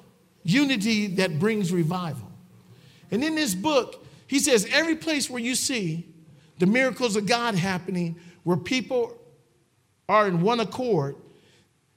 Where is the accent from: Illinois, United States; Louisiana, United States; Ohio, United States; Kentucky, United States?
Ohio, United States; Cleveland; I'm a ghetto boy. I come from Cleveland, Ohio. I come from the projects